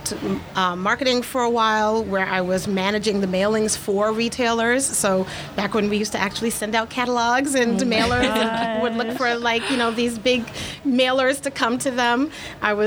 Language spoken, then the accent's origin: English; New York City, New York, United States; growing up in New York City